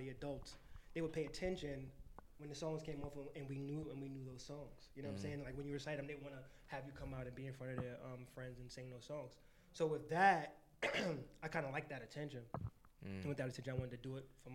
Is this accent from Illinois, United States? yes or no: no; New York City, New York, United States; I'm a kid from the Bronx, born and raised